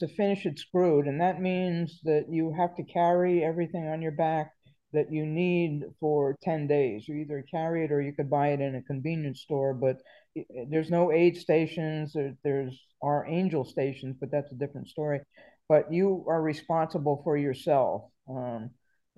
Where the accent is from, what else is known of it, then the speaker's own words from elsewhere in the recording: New York, United States; moved away; also born or lived in Virginia; I'm from New York, but I was living in Virginia at that time.